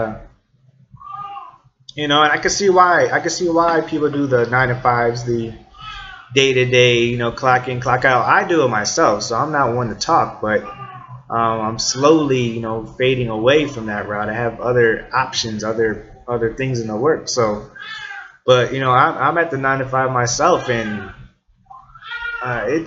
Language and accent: English; northern Indiana, United States; I'm from Indiana, so the northern part